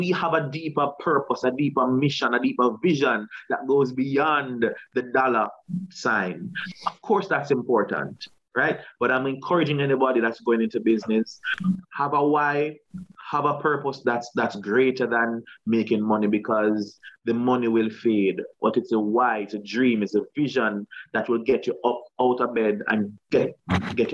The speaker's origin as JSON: {"language": "English", "region": "Saint Thomas Parish", "country": "Jamaica", "tie": "born or raised there", "also_born_or_lived": "East Kingston, Jamaica", "moved": "yes", "said": "I'm from St. Thomas."}